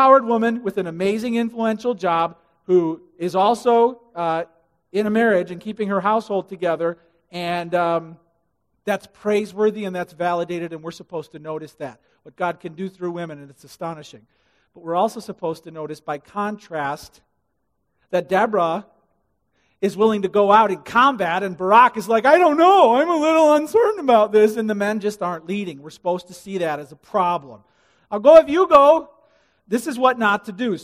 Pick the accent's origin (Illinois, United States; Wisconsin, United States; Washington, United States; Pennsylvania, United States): Illinois, United States; I'm from Illinois